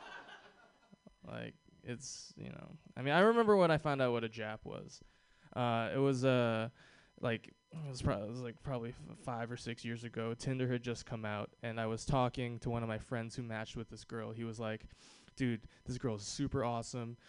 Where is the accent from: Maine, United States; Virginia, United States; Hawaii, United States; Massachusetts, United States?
Hawaii, United States; I was born and raised in Hawaii